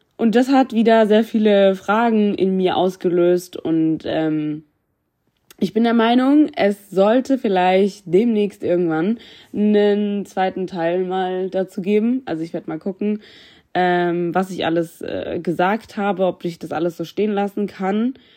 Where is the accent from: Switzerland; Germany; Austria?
Germany; Ich bin in Deutschland geboren, ich fühle mich deutsch und ich liebe es, deutsch zu sein.